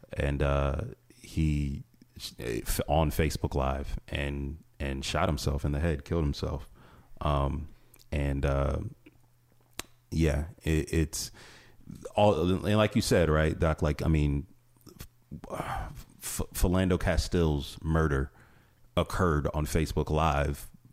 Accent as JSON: {"language": "English", "region": "Northeast Ohio", "country": "United States", "tie": "born or raised there", "said": "I'm originally from this area. I'm born and raised in Northeast Ohio"}